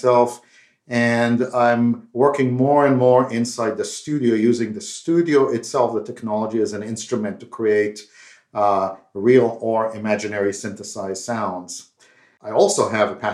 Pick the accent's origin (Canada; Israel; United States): Israel; moved away; As you can tell by my accent, I'm not from India, but I grew up in Israel